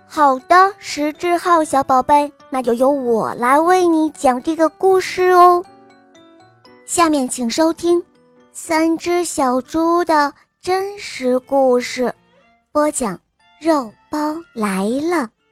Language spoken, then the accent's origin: Chinese; Dongying, Shandong, China; 我来自山东东营，我四五岁半